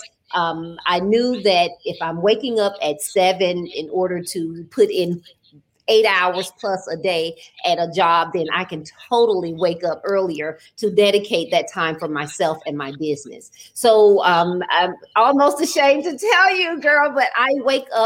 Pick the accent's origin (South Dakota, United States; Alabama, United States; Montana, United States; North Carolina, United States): Alabama, United States; Birmingham; moved away as an adult; also born or lived in Northridge, California; now in Atlanta, United States; I moved to Atlanta. I'm from Birmingham, Alabama. I'm a Southern girl. And I moved to Atlanta in 2001